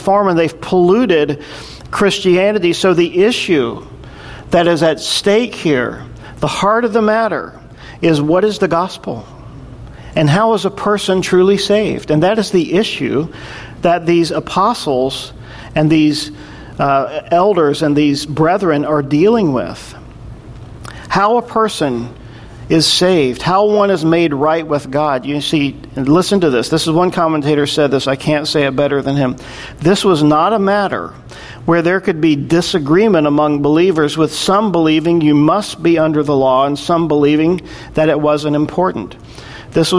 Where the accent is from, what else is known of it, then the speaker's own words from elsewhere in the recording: the South, United States; in the culture and the time that I grew up in the South